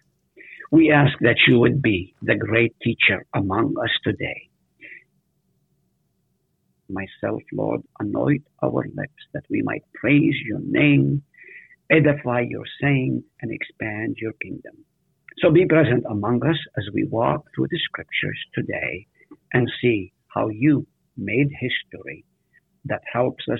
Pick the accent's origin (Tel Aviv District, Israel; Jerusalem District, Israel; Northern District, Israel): Northern District, Israel; Nazareth; now in United States; I was born in Nazareth